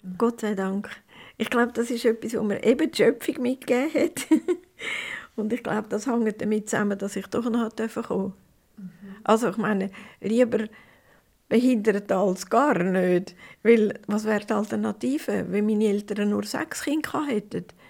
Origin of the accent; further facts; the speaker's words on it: Prättigau, Graubünden, Switzerland; ins Brettigau, wo es meine Heimat ist